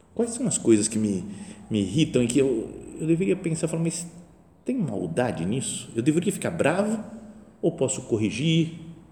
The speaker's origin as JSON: {"language": "Portuguese", "country": "Brazil", "also_born_or_lived": "Italy", "said": "sou brasileiro"}